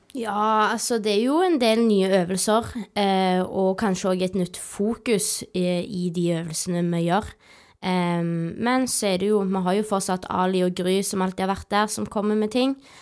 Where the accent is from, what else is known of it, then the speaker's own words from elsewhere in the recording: Rennesøy, Rogaland, Norway; jeg er da født og oppvokst på Roaldsøy